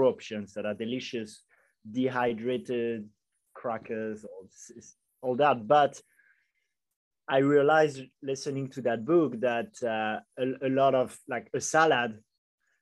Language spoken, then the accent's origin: English; Paris, Île-de-France, France; now in Bali, Indonesia; I'm from Paris originally, and I haven't left Bali for the past 2.5 years